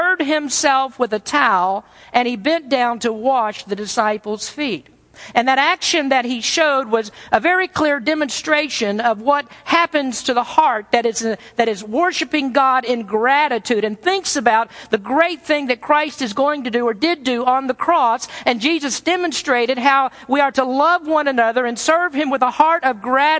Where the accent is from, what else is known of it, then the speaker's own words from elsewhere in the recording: the South, United States; I'm from the South